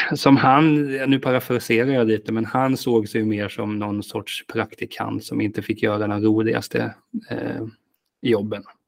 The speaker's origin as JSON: {"language": "Swedish", "town": "Hultsfred", "region": "Kalmar County", "country": "Sweden", "said": "Jag kommer från Hultsfred"}